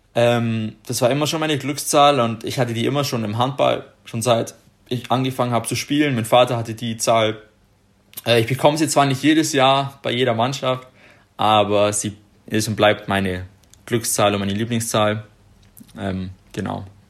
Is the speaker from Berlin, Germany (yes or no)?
no; Ottobeuren, Bavaria, Germany; Otto Beuern gespielt haben, da wo ich herkomme